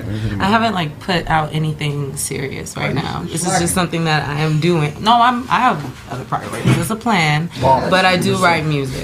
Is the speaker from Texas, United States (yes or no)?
no; Ontario, California, United States; also born or lived in Los Angeles, California / Corona, California / Washington, D.C.; I grew up in Ontario.